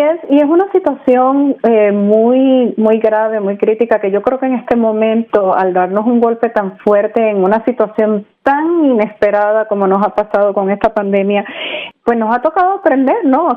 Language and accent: Spanish; Puerto Rico; also born or lived in Mexico; now in Orlando, United States; yo nací en México, me crié en Puerto Rico y mi papá era de la República Dominicana